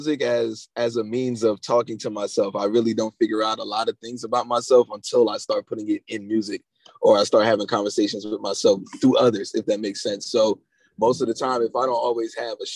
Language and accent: English; East Orange, New Jersey, United States; East Orange, born and raised